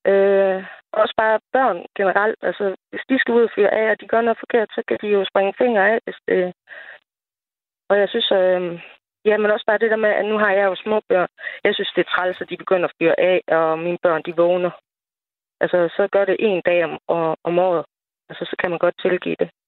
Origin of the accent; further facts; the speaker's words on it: Nørre Nissum, Central Denmark Region, Denmark; moved away as an adult; now in Sørvad, Denmark; jeg kommer jo oprindeligt fra Nørre med